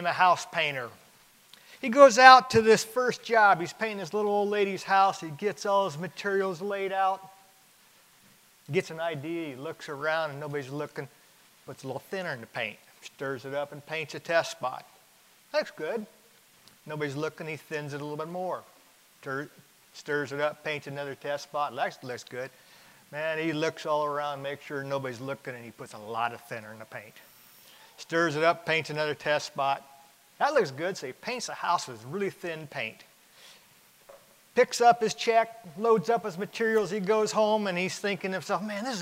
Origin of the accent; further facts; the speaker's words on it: Alaska, United States; I grew up in Alaska.